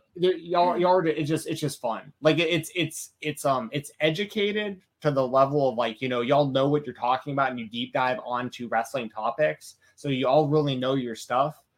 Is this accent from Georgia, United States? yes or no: yes; Atlanta, Georgia, United States; I'm from Atlanta